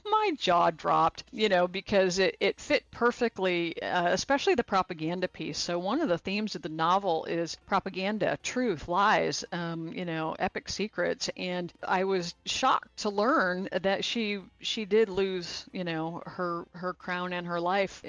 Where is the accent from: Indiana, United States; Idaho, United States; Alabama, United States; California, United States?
Indiana, United States; Fort Wayne; also born or lived in Fremont, Indiana / Angola, Indiana; I grew up in the Midwest, Fort Wayne, Indiana, Fremont in Angola, kind of up there by Michigan and Ohio